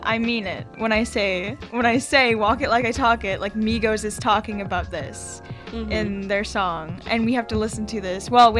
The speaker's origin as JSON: {"language": "English", "town": "Prince Albert", "region": "Saskatchewan", "country": "Canada", "tie": "born or raised there", "moved": "yes", "lives_now": "Victoria, Canada", "said": "I grew up in Prince Albert, Saskatchewan, and I'm here in Victoria. I'm a second year writing student"}